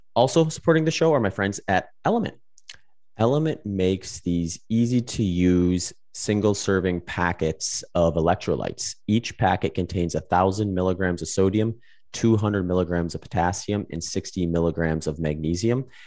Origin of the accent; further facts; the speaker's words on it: Wisconsin, United States; moved away as an adult; also born or lived in California / Phoenix; now in Austin, United States; I grew up in Wisconsin for, like, twenty years, and I was teaching there for five years before I moved out to California, eventually Phoenix, and now Austin